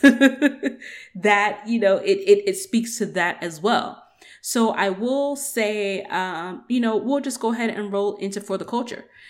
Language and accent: English; Georgia, United States; also born or lived in Atlanta; I'm from Georgia